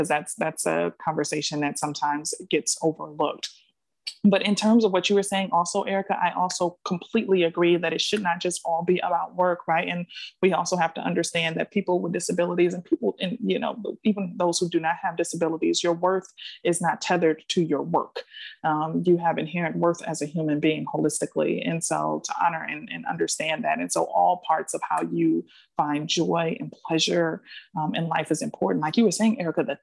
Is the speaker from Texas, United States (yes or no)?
no; Milwaukee, Wisconsin, United States; now in Washington, D.C., United States; where I'm from, my hometown of Milwaukee, Wisconsin